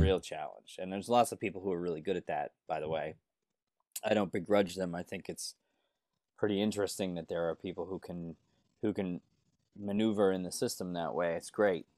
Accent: Northport, New York, United States; I grew up, uh, b, about forty to thirty something miles east of Manhattan

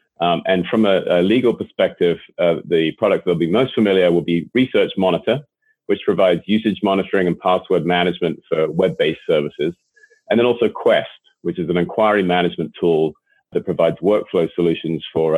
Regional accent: Boston, Massachusetts, United States; accent: Boston; hopefully you can still tell from my accent where my original roots are.

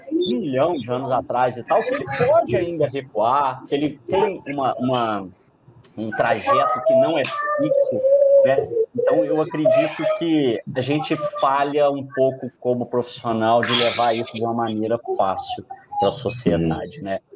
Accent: Minas Gerais, Brazil; also born or lived in Rio Claro, São Paulo; eu sou mineiro

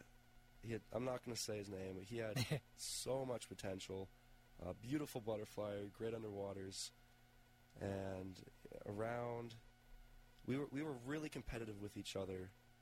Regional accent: Harrisburg, Pennsylvania, United States; So I'm from Harrisburg, by the way.

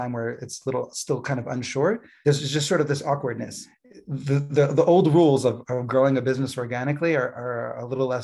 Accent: East Coast, United States; moved away as an adult; also born or lived in California; now in Gush Etzion, Israel; I grew up originally in the East Coast, though I made Aliyah 11 years ago from California.

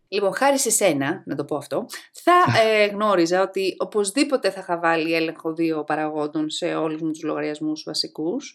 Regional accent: outskirts of Athens, Attica, Greece; also born or lived in Thessaloniki, Greece / Nottingham, United Kingdom / London, United Kingdom; είμαι από τα Πέριξ των Αθηνών

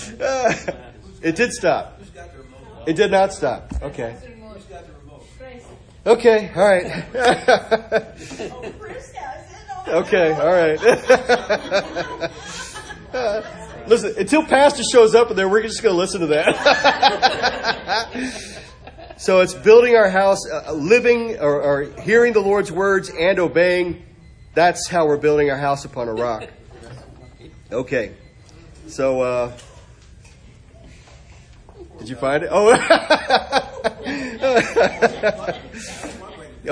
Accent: Arkansas, United States; I was raised in Arkansas. I was raised in the Bible Belt

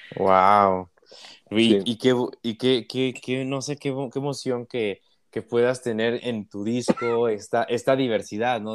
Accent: Mexico; aquí en México y en América Latina

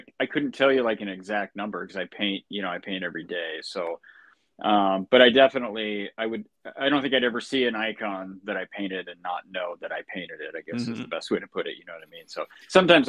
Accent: United States; I'm an American that's an Orthodox Christian

